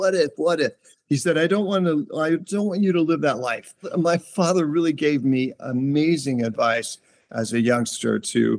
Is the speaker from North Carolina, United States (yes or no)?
no; Bremen, Indiana, United States; born there; also born or lived in Columbus, Ohio / North Miami Beach, Florida; Well, I was born in Bremen, Indiana, which is northern Indiana. And we spent a lot of time moving around in Indiana. Then I moved to Columbus, Ohio, Upper Arlington. Then we moved to North Miami Beach, Florida.